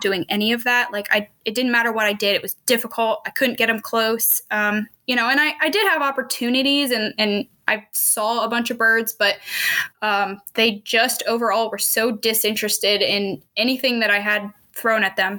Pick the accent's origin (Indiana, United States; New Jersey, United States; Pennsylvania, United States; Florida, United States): Pennsylvania, United States; moved away as an adult; also born or lived in Missouri; now in Kansas, United States; I am originally from Pennsylvania